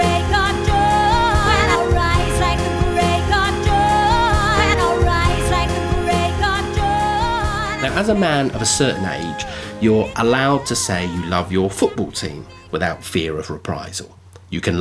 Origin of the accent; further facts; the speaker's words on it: England, United Kingdom; now in Australia; as an Englishman